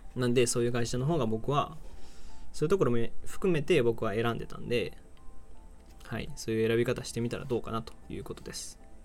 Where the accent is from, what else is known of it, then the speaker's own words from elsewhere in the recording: Aichi, Japan; moved away as an adult; now in Osaka, Japan; もともと愛知県出身で大阪に大学生としてね下宿してきてるんで